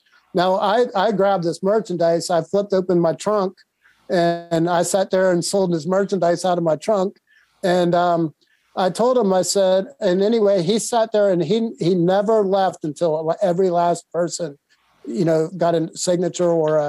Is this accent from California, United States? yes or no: no; Texas, United States; also born or lived in Ohio; I always say I was born in Ohio, but I was raised in Texas. Because as soon as I graduated from Ohio, I moved to Texas.